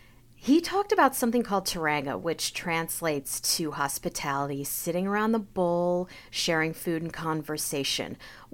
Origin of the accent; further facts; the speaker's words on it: Kansas, United States; now in New York City, United States; So I live in New York City, but I'm originally from Kansas.